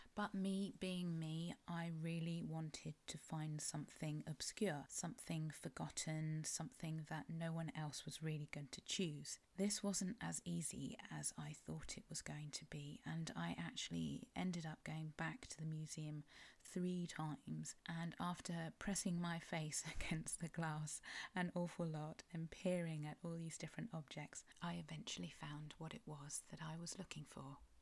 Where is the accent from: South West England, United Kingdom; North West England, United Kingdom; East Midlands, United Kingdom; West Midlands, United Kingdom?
South West England, United Kingdom; Cornwall; I'm a Cornish writer